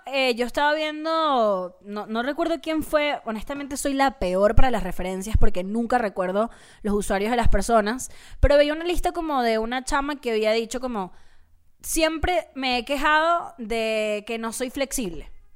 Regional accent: Venezuela; sigo siendo, sigo siendo venezolana

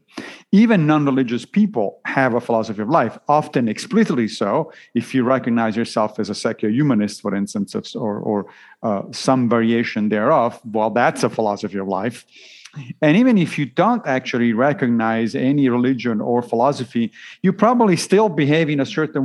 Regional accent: Italy; I grew up Roman Catholic, obviously, because I grew up in Italy

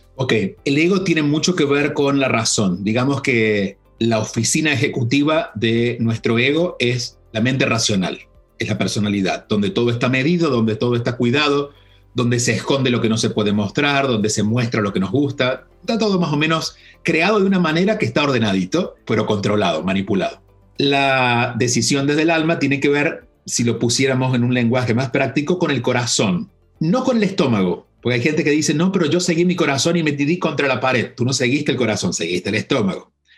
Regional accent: a small town in Córdoba, Argentina; moved away as an adult; si bien nací en Córdoba, en la capital, nací en la capital porque en el pueblo donde vivió mi familia y viví de niño y viví hasta los 17 años, era muy pequeño, eran 2.000 habitantes

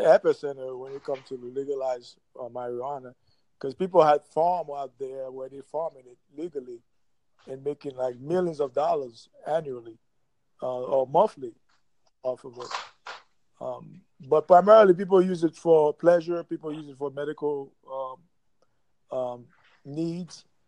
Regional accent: New York City, New York, United States; now in Jacksonville, United States; we grew up in New York City

